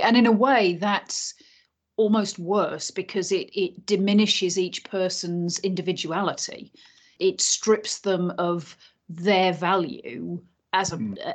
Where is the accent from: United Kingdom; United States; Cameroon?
United Kingdom; Yorkshire and the Humber; moved away as an adult; I grew up between the ages of 8 and 18 in North Yorkshire and then lived in West Yorkshire for a couple of years after